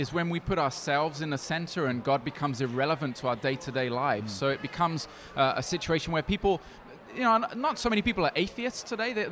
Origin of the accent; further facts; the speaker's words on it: Brazil; also born or lived in United Kingdom; now in Poland; Um, I was born in the UK, but I grew up in Brazil. My parents were missionaries there, and I spent most of my life there. But hmm. now I live in Europe, uh, in Poland.